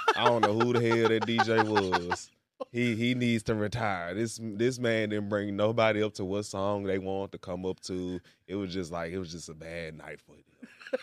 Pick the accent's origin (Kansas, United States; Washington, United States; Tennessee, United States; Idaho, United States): Tennessee, United States; Memphis; moved away as an adult; now in Tulsa, United States; I'm from Memphis